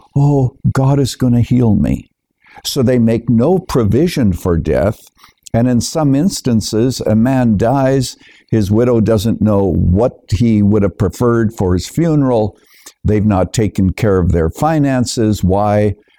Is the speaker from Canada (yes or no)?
yes; Canada; moved away as an adult; now in United States; I was born and raised in Canada, but I'm a naturalized citizen here in the United States, coming here in the early 1970s.